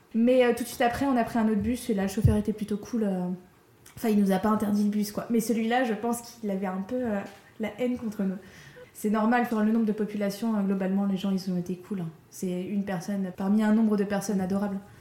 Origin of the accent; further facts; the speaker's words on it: France; en tant que Française